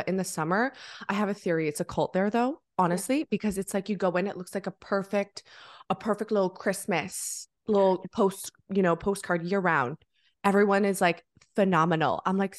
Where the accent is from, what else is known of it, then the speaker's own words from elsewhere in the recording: Ottawa, Ontario, Canada; moved away as an adult; now in Montreal, Canada; So I'm in Canada, originally from the capital, good old Ottawa, but now I'm living in the amazing Montreal, which is just about like an hour and a half from Ottawa. So yeah, I'm there in Canada